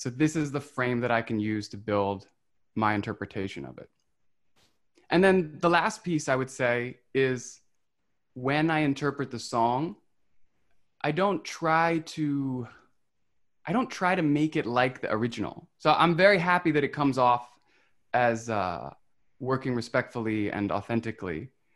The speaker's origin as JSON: {"language": "English", "region": "West Virginia", "country": "United States", "tie": "born or raised there", "moved": "yes", "lives_now": "Brooklyn, United States", "said": "I was 11 when that happened. I was, mm-hmm. and I was living in West Virginia."}